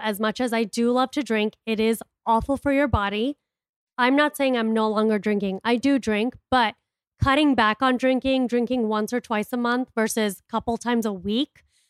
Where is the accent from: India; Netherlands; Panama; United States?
India; I'm an Indian entrepreneur and TV personality with big dick energy.